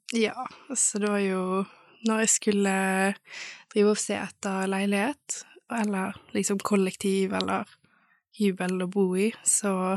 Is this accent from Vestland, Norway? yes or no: yes; Bergen, Vestland, Norway; moved away as an adult; now in Stord, Norway; jeg er fra Bergen